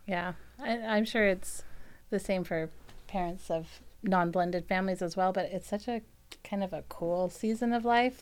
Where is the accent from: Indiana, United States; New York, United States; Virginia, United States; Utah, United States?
Virginia, United States; also born or lived in Pennsylvania; I was born in Virginia